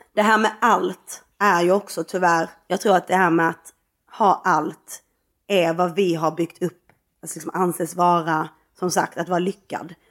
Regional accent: Skåne, Sweden; som skåning

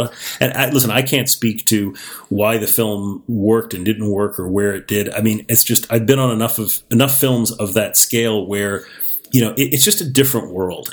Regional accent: Miami, Florida, United States; I grew up in Miami, Florida

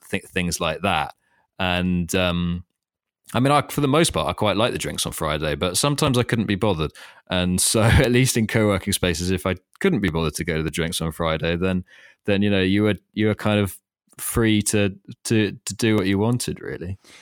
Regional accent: London, United Kingdom; moved away as an adult; also born or lived in Thailand; I was working in London, and I grew up in London

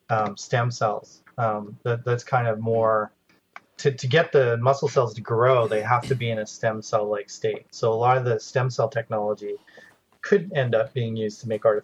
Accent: Okanagan Valley, British Columbia, Canada; moved away; I'm from the Okanagan Valley in British Columbia, so oh, you know, I grew up picking apples and and picking fruit

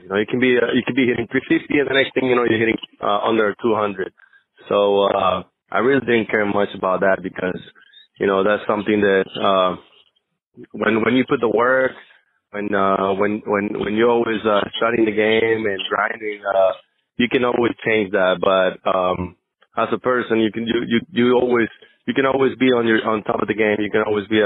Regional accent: Venezuela; first language Spanish; English is a second language; moved away as an adult; I'm from Venezuela, so my first language was Spanish

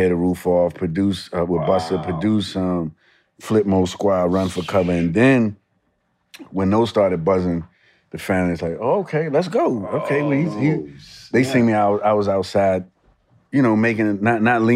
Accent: New York City, New York, United States; Growing up in the Bronx

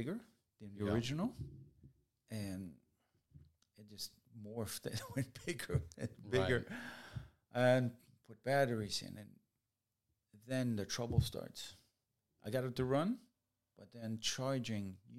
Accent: Germany; moved away; I grew up in Germany.

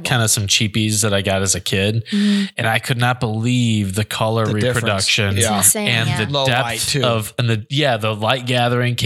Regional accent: Ottawa, Illinois, United States; my hometown of Ottawa, Illinois

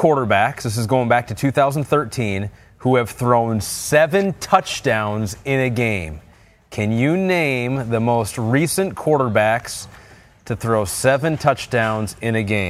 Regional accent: Michigan, United States; Growing up in Michigan

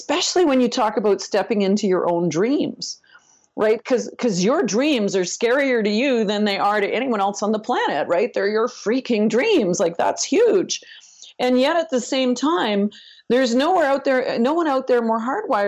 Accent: Northern Ontario, Canada; I'm not only from Canada, I'm from Northern Canada, Northern Ontario. You know, I basically grew up in a Mark Twain novel

